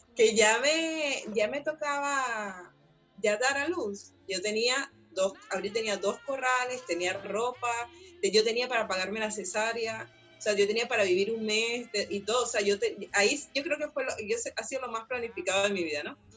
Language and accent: Spanish; Venezuela; moved away; soy emigrante de Venezuela